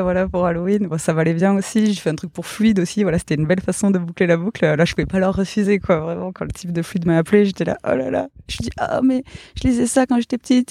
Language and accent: French; Gers, Occitania, France; moved away; also born or lived in Toulouse; j'ai grandi dans le Gers.